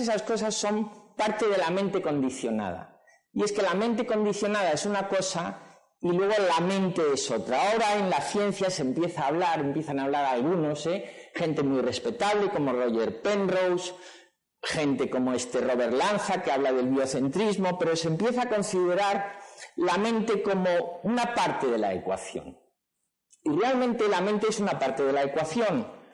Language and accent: Spanish; Madrid, Community of Madrid, Spain; yo nací en Madrid, mi padre era del Madrid, me llevaba al Santiago Bernabéu